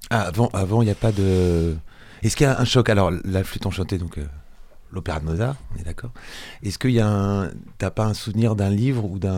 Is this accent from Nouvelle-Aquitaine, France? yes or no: no; Boulogne-Billancourt, Île-de-France, France; born there; je suis né à Boulogne-Billancourt, dans le 92. Région parisienne.